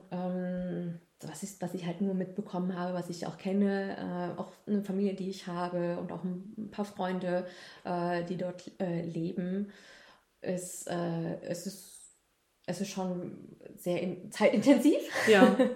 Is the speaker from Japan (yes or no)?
yes; Japan; also born or lived in Germany; immer wenn ich dann hier gesagt habe, ich bin Japanerin, wurde das akzeptiert.